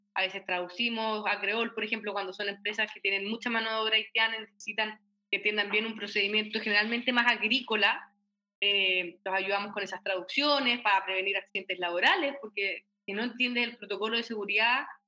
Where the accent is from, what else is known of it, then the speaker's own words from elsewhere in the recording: Chile; como chilenos